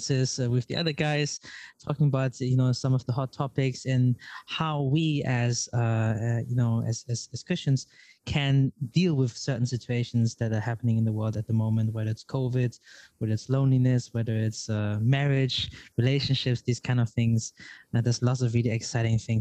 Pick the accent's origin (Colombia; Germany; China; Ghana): Germany; moved away as an adult; also born or lived in Vietnam / Australia / Netherlands; now in Prague, Czech Republic; I was born and raised in Germany, but my parents are Chinese